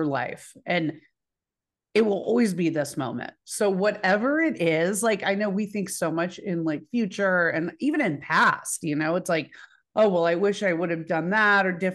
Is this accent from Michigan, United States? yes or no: no; Dallas, Texas, United States; I'm from Dallas